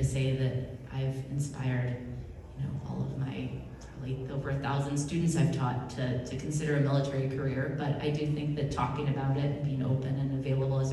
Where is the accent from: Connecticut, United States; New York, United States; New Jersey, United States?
Connecticut, United States; West Hartford; I grew up in West Hartford, Connecticut, not a big military town, not a lot of military.